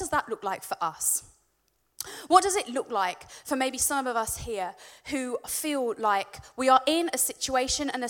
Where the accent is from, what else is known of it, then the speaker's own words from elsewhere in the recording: Warwickshire, West Midlands, United Kingdom; I'm from Warwickshire